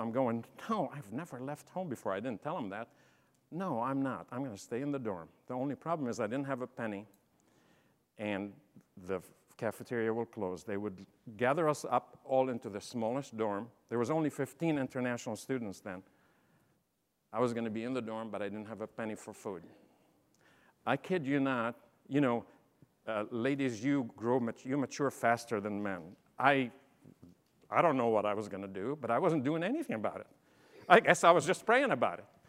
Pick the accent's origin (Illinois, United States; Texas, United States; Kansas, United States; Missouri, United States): Illinois, United States; Champaign; I'm from Illinois, Champaign